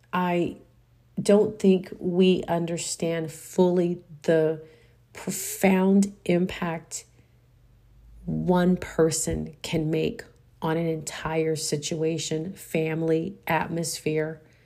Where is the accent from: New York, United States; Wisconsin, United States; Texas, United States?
Texas, United States; also born or lived in Houston / San Antonio; I am a Texan